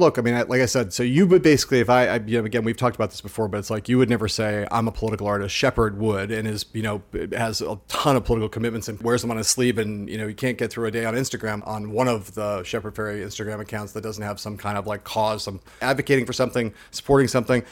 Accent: Los Angeles, California, United States; my hometown

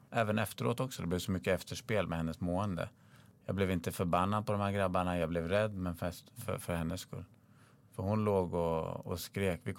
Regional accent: Akalla, Stockholm County, Sweden; Grejen är, jag vet ju att Kista är stökigt. Jag är uppvuxen i Akalla.

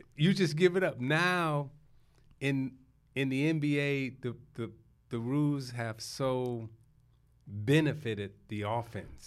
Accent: Chicago, Illinois, United States; moved away as an adult; also born or lived in Detroit; I was born in Chicago. My teenage years, I say, is Chicago.

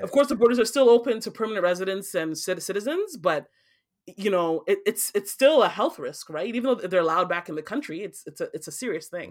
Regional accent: Nigeria; now in Canada; I'm from Nigeria

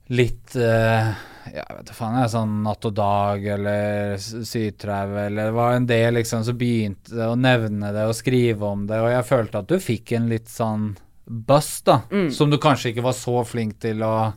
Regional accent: Eastern Norway, Norway; for meg som østlending

